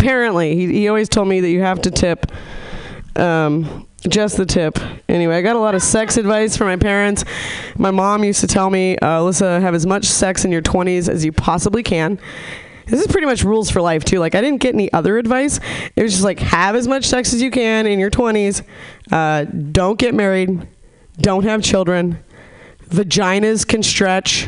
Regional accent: Nevada City, California, United States; moved away; I'm from a really small hippy dippy town, Nevada City

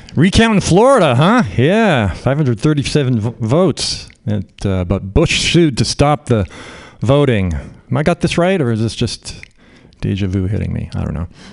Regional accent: Canada; now in United States; I'm uh, Canadian. I grew up in Canada

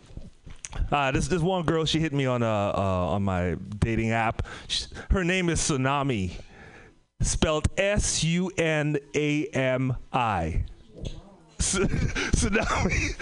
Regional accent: Trinidad & Tobago; moved away; also born or lived in Bay Area, California / Oakland; I'm from the Caribbean, Trinidad and Tobago

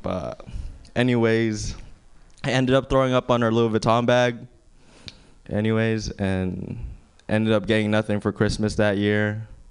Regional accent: Philippines; moved away; I grew up in the Philippines. I grew up on a farm with my grandpa actually

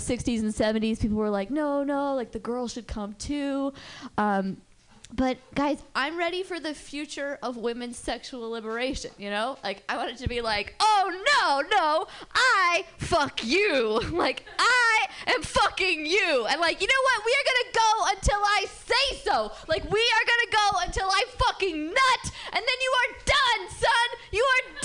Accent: Berkeley, California, United States; I'm from Berkeley, and I'm Jewish. And growing up, just the most awesome temple

